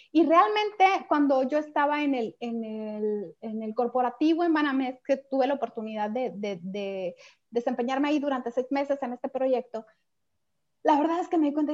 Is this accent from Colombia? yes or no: no; Mexico; Y entonces para nosotros como mexicanos eso era algo eh, verdaderamente nuevo